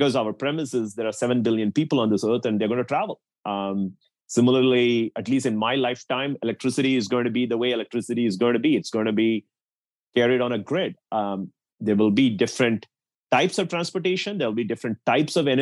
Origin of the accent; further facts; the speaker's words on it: India; now in United States; I grew up in India